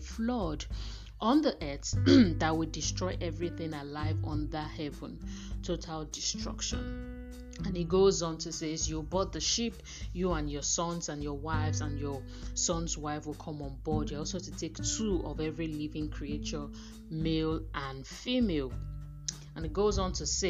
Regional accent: Nigeria; as women, as African women, as Nigerian women

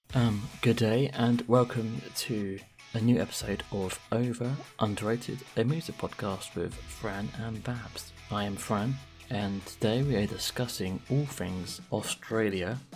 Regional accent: England, United Kingdom; I'm English

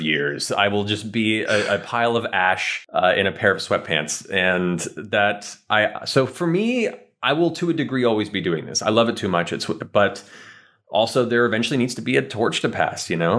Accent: California, United States; also born or lived in Florida; we moved from Florida to California when I was nine

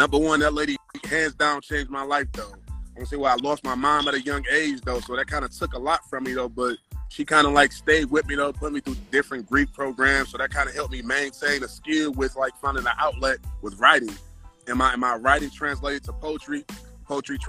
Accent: Detroit, Michigan, United States; I'm from Detroit, the East Side, like East Warren, and Lenox area

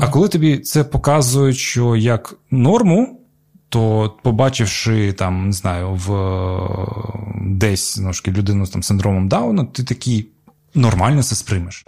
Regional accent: Crimea, Ukraine; moved away as an adult; now in Kyiv, Ukraine; коли я почав ну, навчатися, переїхав там з Криму в Київ

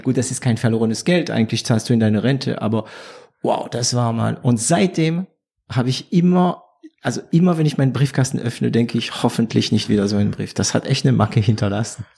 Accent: France; German is a second language; also born or lived in Swabia; now in Germany; da bin ich äh, Franzose geblieben.

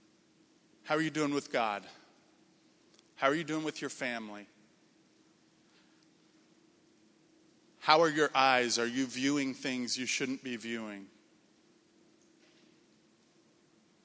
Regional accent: Indiana, United States; moved away; also born or lived in Minnesota; I grew up in Indiana, came to Crown

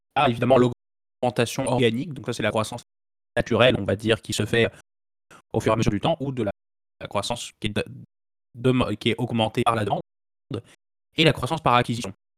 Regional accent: Nantes, Pays de la Loire, France; je suis originaire de Nantes.

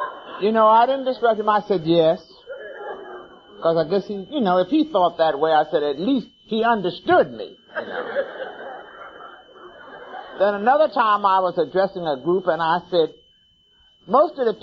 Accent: Philadelphia, Pennsylvania, United States; now in Washington, United States; I am originally from Philadelphia, Pennsylvania.

